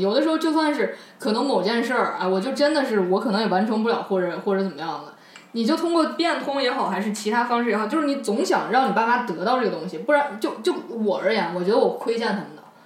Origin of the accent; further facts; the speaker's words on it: China; 我我们中国人没有没有把这句老话放在心上